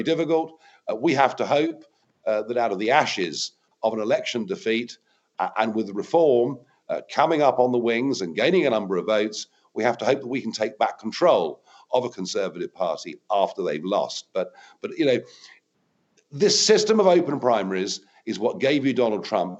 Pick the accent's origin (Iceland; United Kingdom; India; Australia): United Kingdom; as a Brit